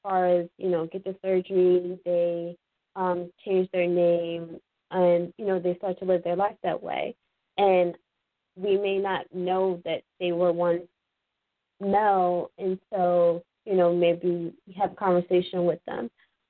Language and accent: English; Philadelphia, Pennsylvania, United States; moved away; also born or lived in Massachusetts; I grew up in Philadelphia